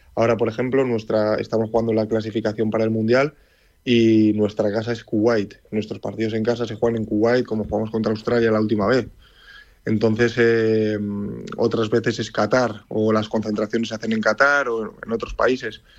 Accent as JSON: {"language": "Spanish", "town": "Leioa", "region": "Basque Country", "country": "Spain", "tie": "born or raised there", "moved": "as an adult", "said": "nací en Leyua, eh, tanto yo como todos mis hermanos, pero bueno, soy de padre palestino y de madre Miranda de Ebro. Y toda mi vida he estado en Leyua"}